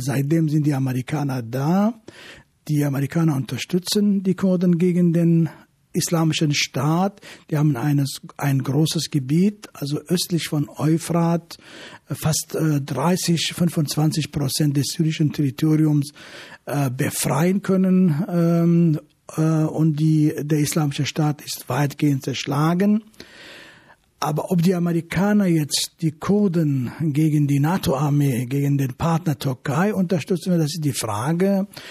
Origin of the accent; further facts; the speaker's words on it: Afrin, Aleppo Governorate, Syria; now in Germany; das ist meine alte Heimat, dort bin ich geboren